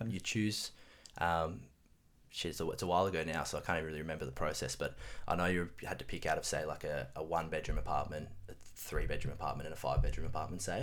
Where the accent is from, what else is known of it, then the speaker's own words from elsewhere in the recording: Relbia, Tasmania, Australia; moved away as an adult; grow up in Tassie. So spent the first 18 years of my life um, in Tasmania